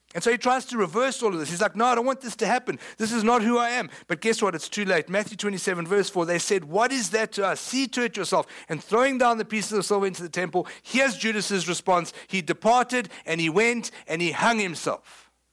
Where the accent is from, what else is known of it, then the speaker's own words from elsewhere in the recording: South Africa; moved away; People know I'm South African, right? I mean, I know you thought I was from West Texas. I'm not. Surprise, I'm from South Africa